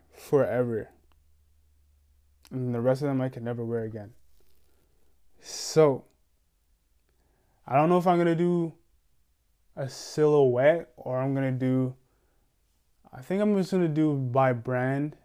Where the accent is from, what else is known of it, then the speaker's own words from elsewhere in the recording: New York, United States; I'm from straight from New York